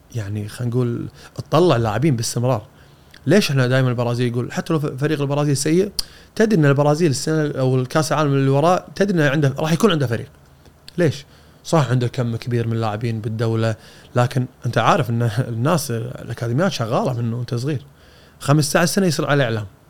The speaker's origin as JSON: {"language": "Arabic", "country": "Kuwait", "said": "عندنا بالكويت"}